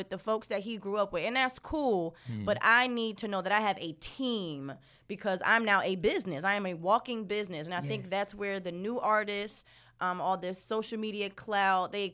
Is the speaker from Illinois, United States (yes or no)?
no; Philadelphia, Pennsylvania, United States; I'm from Philly. And I love my city.